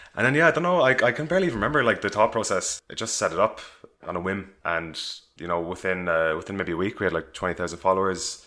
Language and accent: English; Cork, Munster, Ireland; moved away as an adult; now in London, United Kingdom; I grew up in Cork in Ireland